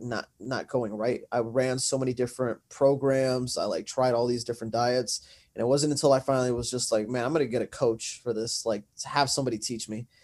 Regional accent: Santa Ana, California, United States; I am from Santa Ana, California

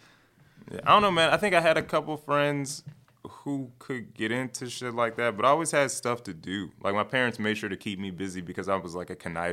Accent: Chicago, Illinois, United States; I'm from the Southside.

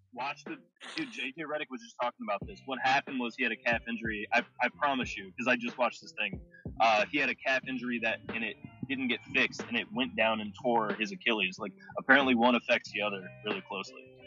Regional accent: North Carolina, United States; I'm from North Carolina

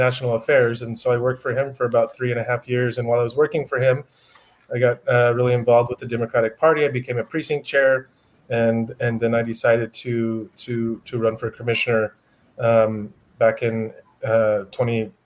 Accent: Wyoming, United States; now in El Paso, United States; I'm originally from Wyoming. I moved to El Paso

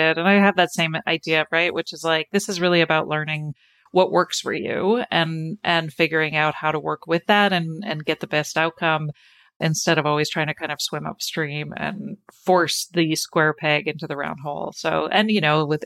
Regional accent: Canada; I grew up in Canada

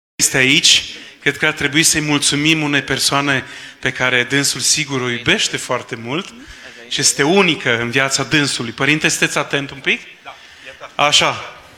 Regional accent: Vaslui, Vaslui County, Romania; care suntem de aici din Vaslui

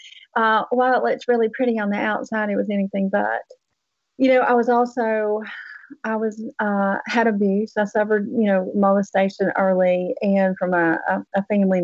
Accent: Tennessee, United States; accent: Southern; moved away; I came from Tennessee. And obviously they're very Southern still. You can kind of hear some of the accent still left in my voice. I grew up on a farm, actually

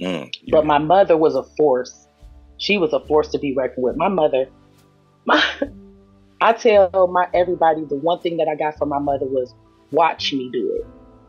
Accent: Cleveland, Ohio, United States; I live in Ohio, Cleveland, Ohio.

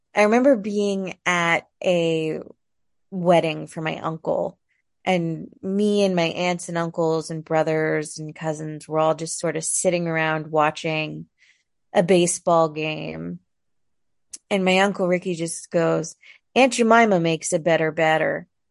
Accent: San Jose, California, United States; moved away as an adult; also born or lived in Ohio / San Francisco; now in Portland, United States; I moved to San Jose, Saratoga when I was three.

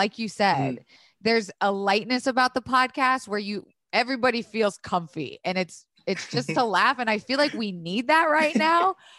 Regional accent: the South, United States; moved away; got to see kind of like a very curated diversity, if that makes sense, growing up in the South.

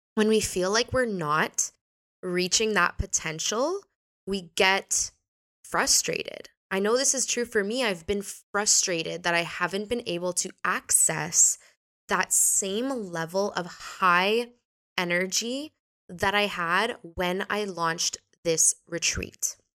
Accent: Canada; now in Portugal; I was born in Canada, but now I live here.

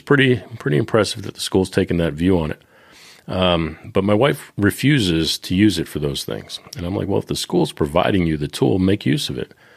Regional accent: Boston, Massachusetts, United States; I'm from Boston

